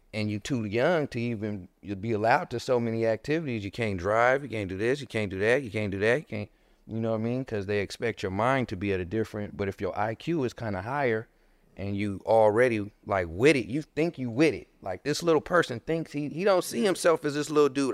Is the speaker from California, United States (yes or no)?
yes; Inglewood, California, United States; I grew up in Harlem Park